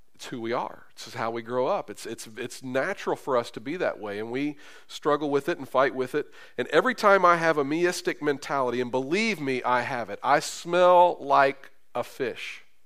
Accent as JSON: {"language": "English", "town": "Carrollton", "region": "Kentucky", "country": "United States", "tie": "born or raised there", "moved": "yes", "lives_now": "Terre Haute, United States", "said": "where I grew up in Carrollton, Kentucky on Winslow Street."}